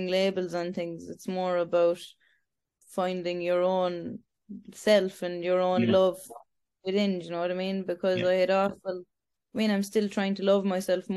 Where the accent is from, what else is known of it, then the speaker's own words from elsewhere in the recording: Ireland; also born or lived in Romania; I was adopted over to Irish parents